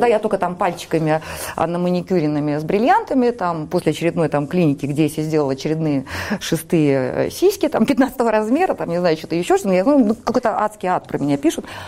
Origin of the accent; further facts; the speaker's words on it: Saint Petersburg, Russia; я выросла в Петербурге